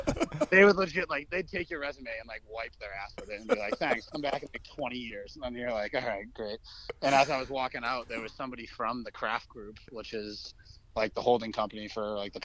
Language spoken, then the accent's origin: English; Foxborough, Massachusetts, United States; now in Boston, United States; Yeah, well, I grew up in Foxborough, but Foxborough is about like 35 minutes south of Boston. But I live in Boston